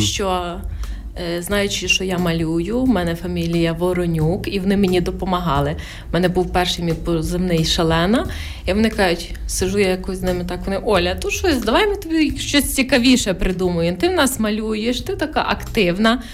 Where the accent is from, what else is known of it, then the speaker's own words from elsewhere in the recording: Khmelnytskyi Oblast, Ukraine; я теж з Хмельницької області